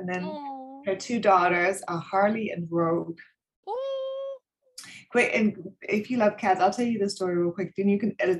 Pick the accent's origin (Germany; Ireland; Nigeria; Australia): Germany; moved away as an adult; also born or lived in England; So I grew up in Germany. My parents are English, so I'm actually British. I moved to England when I was 18